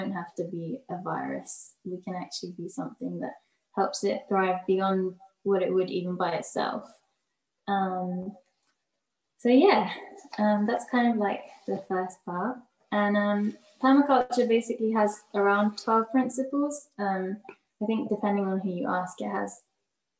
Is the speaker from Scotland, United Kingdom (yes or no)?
no; London, United Kingdom; growing up in London, in like different areas